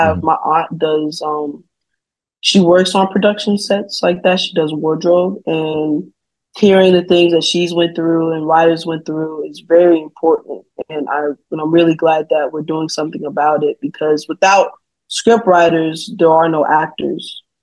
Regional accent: Atlanta, Georgia, United States; I'm born and raised in Atlanta, Georgia

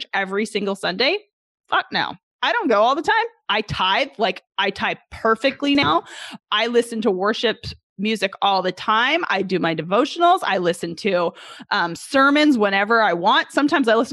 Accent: Canada; moved away as an adult; now in Arkansas, United States; I'm originally from Canada. For those who don't know, originally from Canada, I moved down here when I was 20 years old to play college golf, 21.

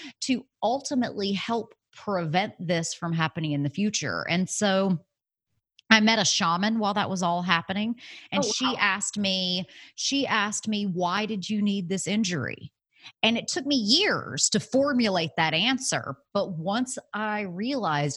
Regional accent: Alabama, United States; moved away as an adult; also born or lived in San Francisco; I had moved away from home. I was from Alabama. I moved to San Francisco

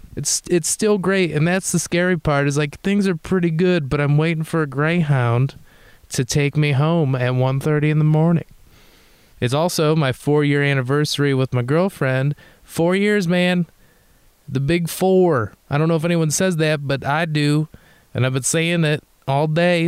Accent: Detroit, Michigan, United States; moved away; I'm from Detroit that's what I tell people

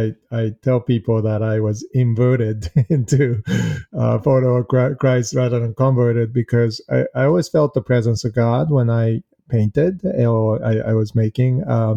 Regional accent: Kamakura, Kanagawa, Japan; also born or lived in Boston, United States; I was born in Boston, but spent considerable amount of time in Japan, in Kamakura, where a lot of Buddhist temples are, actually.

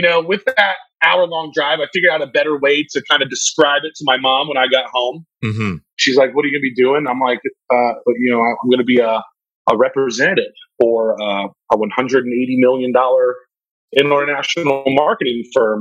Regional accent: Pittsboro, North Carolina, United States; I was born and raised in rural North Carolina

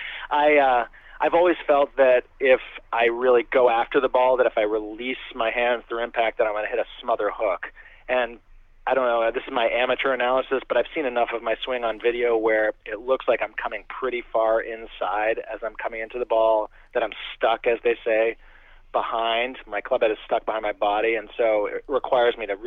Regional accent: New England, United States; I grew up in the New England area playing hockey and baseball

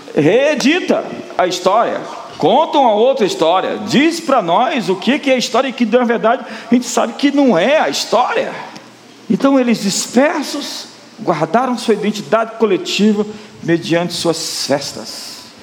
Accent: Brazil; como brasileiros, nós tivemos muitas heranças

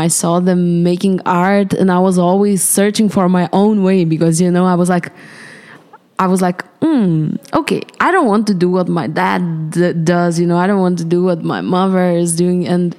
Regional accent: Vilnius, Vilnius County, Lithuania; in Vilnius, Lithuania.

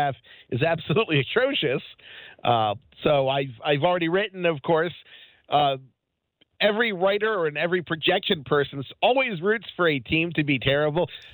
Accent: Baltimore, Maryland, United States; And I'm from Baltimore

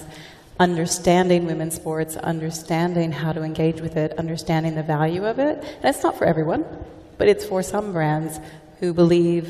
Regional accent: United States; moved away as an adult; now in United Kingdom; I'm also American, clearly, and I came over here about 10 years ago

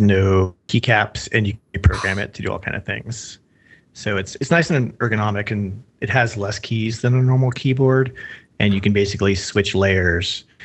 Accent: Philadelphia, Pennsylvania, United States; moved away as an adult; now in Seattle, United States; I'm a Philadelphian living in Seattle currently. My heart's in Philly.

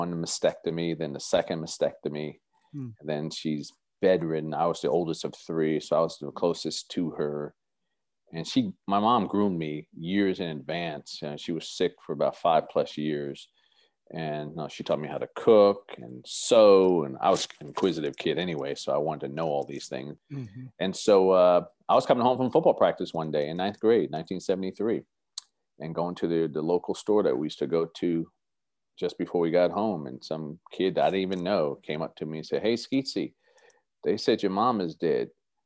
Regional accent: Scotch Plains, New Jersey, United States; moved away; I'm from a little parochial town called Scotch Plains, New Jersey, which is probably 45 minutes south of Manhattan, New York

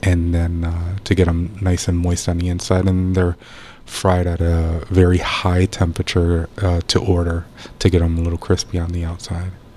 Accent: Bridgeport, Connecticut, United States; moved away as an adult; now in St. Petersburg, United States; Born and raised in uh, in Connecticut

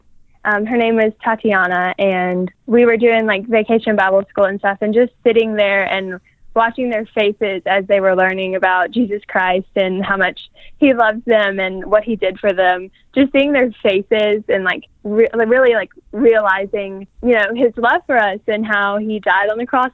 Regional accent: Louisiana, United States; now in Baton Rouge, United States; stay in Baton Rouge or around my hometown

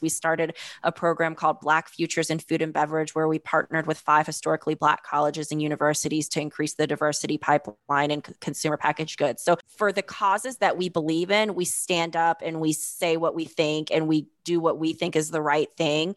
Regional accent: Fayetteville, North Carolina, United States; I grew up in Fayetteville, North Carolina

